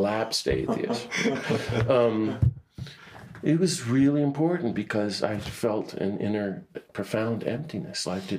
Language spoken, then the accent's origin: English; Washington, District of Columbia, United States; Now we're talking in the 70s. I'm growing up in Washington, D.C. and doing really good scripture studies.